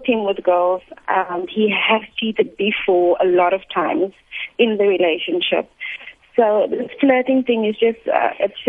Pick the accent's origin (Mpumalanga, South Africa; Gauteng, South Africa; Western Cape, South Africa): Western Cape, South Africa; Cape Town; first language English; I am from Cape Town.